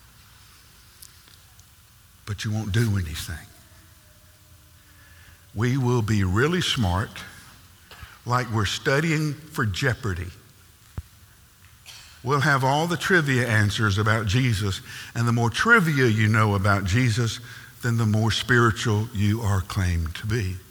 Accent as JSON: {"language": "English", "country": "United States", "said": "we are born in North America. We are American, and American culture is all about doing"}